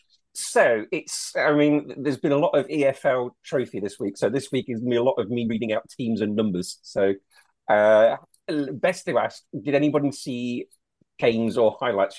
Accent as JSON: {"language": "English", "town": "Leicester", "region": "East Midlands", "country": "United Kingdom", "tie": "born or raised there", "said": "when I was growing up in Leicester"}